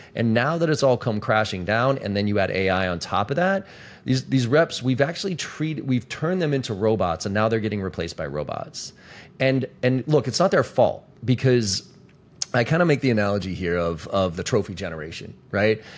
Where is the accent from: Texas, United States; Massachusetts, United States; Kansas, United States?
Massachusetts, United States; Boston; I'm from Boston